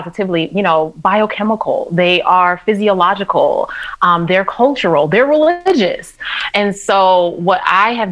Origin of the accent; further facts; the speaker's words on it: New York City, New York, United States; growing up in New York City and being on the subway with my mom at like 4, 5, 6 years old